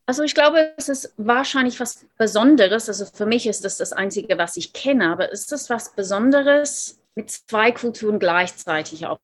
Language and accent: German; Australia; German is a second language; moved away as an adult; also born or lived in Seoul, South Korea; now in Munich, Germany; Ich dachte immer, ich bin Australierin, ich bin in Australien aufgewachsen